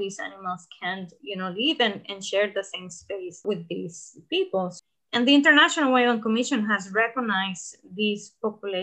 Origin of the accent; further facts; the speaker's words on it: Costa Rica; I'm from Costa Rica